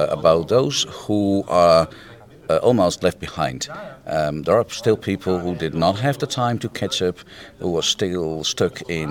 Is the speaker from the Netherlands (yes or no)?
yes; Netherlands; I'm a freelance technical consultant and trainer from the Netherlands